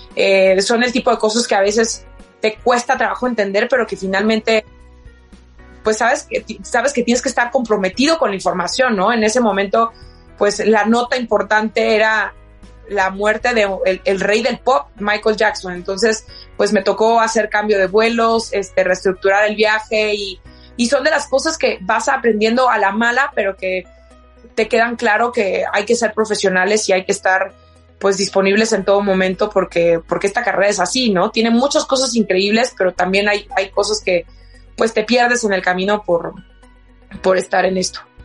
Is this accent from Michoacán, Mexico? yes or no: yes; La Piedad, Michoacán, Mexico; Yo soy de La Piedad, Michoacán, y trabajaba